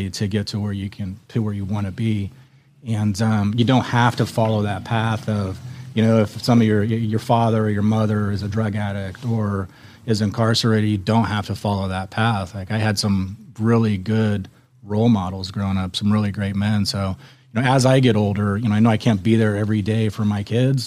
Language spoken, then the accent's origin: English; Central Point, Oregon, United States; moved away as an adult; also born or lived in Las Vegas, Nevada; I grew up in Oregon